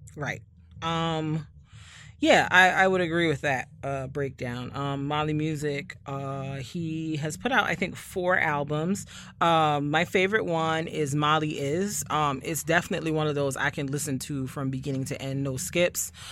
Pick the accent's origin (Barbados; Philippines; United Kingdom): Barbados; I'm from Barbados, where we lime and salt chicken